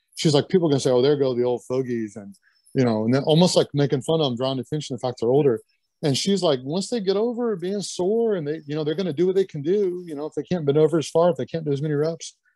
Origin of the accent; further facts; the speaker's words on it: Lexington, Kentucky, United States; moved away as an adult; also born or lived in Butte, Montana / Syracuse, New York; growing up in Lexington